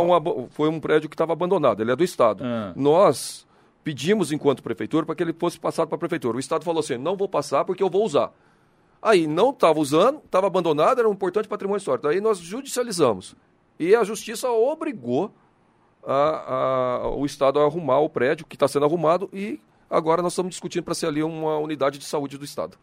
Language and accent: Portuguese; São José dos Campos, São Paulo, Brazil; Eu sou nascido em São José, sou filho de mineiro, mas nascido em São José.